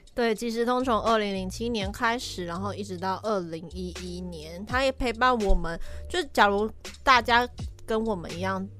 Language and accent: Chinese; southern Taiwan, Taiwan; now in Taipei, Taiwan; 我自己钟爱是我家乡那边